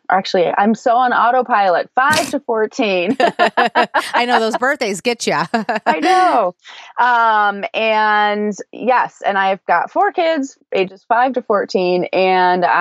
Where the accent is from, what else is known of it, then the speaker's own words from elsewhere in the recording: Denver, Colorado, United States; now in Spain; because we're from Denver, but we've been mm. living in Spain for the last two years.